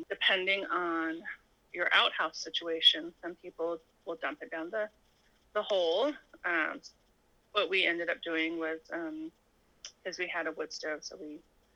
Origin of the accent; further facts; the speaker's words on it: Arizona, United States; moved away as an adult; also born or lived in Tucson, Arizona; now in Alaska, United States; I grew up in Arizona. I'm actually Native American. I'm Navajo. So, I grew up on the Navajo Nation.